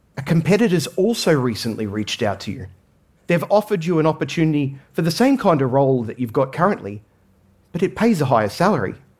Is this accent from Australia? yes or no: yes; Australia; I grew up in Australia